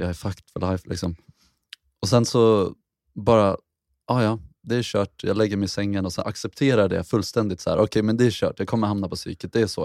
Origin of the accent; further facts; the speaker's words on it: Mariefred, Södermanland, Sweden; Jag är uppväxt i Mariefred